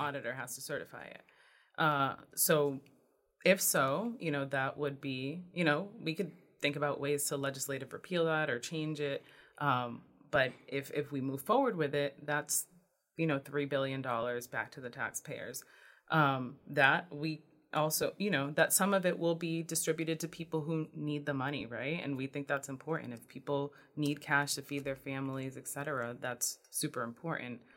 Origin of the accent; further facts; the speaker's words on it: New Bedford, Massachusetts, United States; I grew up in New Bedford.